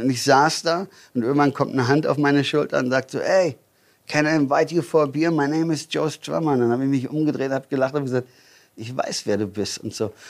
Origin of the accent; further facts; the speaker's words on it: near Düsseldorf, North Rhine-Westphalia, Germany; moved away as an adult; now in Füssen, Germany; Ähm, ich komme eigentlich aus Hahn. Äh, Hahn ist ähm, Rheinland, also ist ähm, Nähe Düsseldorf. Mhm. Also ja, ich bin mhm. Rheinländer.